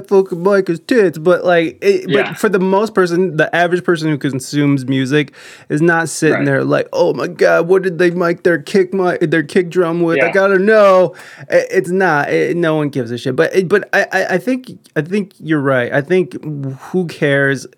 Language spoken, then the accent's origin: English; Ohio, United States; moved away as an adult; also born or lived in San Diego; I'm from Ohio, and I'm back in Ohio